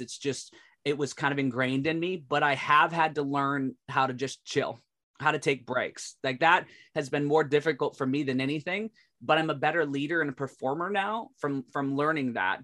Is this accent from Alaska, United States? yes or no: yes; Alaska, United States; I was born in Alaska